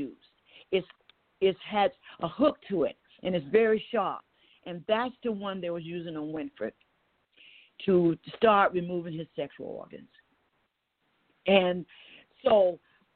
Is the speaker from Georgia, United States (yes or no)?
yes; Waycross, Georgia, United States; I'm from Waycross, Georgia